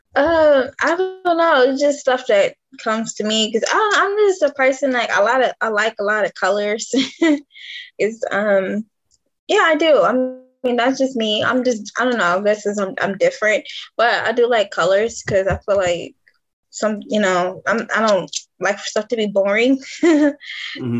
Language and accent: English; Detroit, Michigan, United States; moved away; I'm originally from Detroit, Michigan